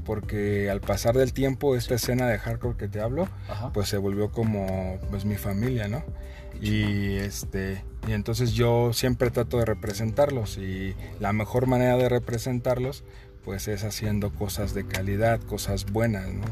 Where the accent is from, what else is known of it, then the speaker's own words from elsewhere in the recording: Michoacán, Mexico; now in Querétaro, Mexico; yo soy de Michoacán